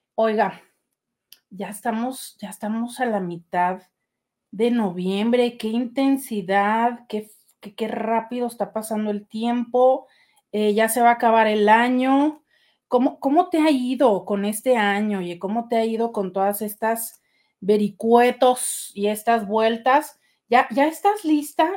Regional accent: Mexico; así somos los, los mexicanos

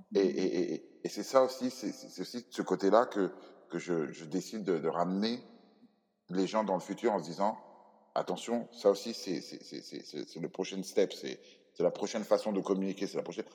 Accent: Cameroon; moved away; Dans mon pays d'origine, le Cameroun

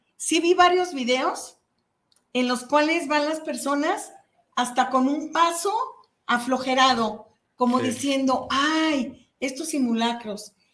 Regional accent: Mexico; nos impactó como mexicanos

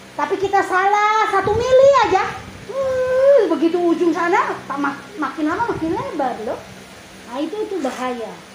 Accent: Indonesia; kita lahir di Indonesia

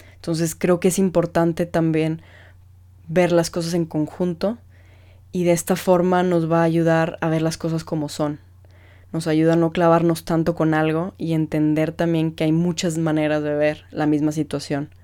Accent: Mexico; como mexicanos somos muy apasionados en todo lo que hacemos

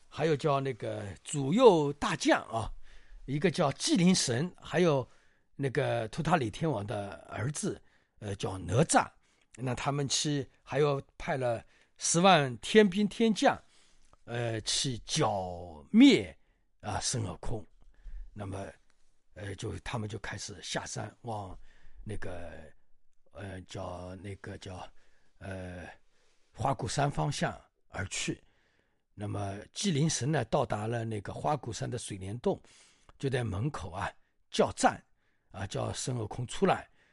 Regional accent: China; 我们中国人

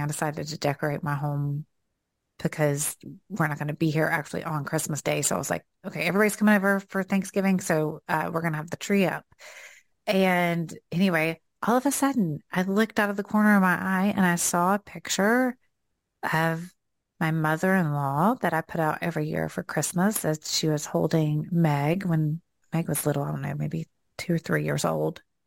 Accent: the South, United States; accent: Southern; here comes out my Southern accent

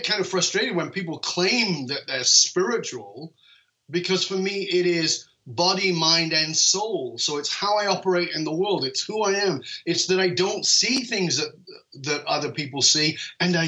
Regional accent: United Kingdom; I'm British.

